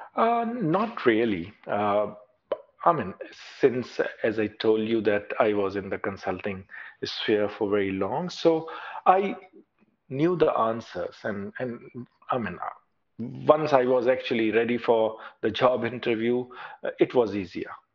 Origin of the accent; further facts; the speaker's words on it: Pakistan; moved away as an adult; now in Australia; I was working in, in my home country as a consultant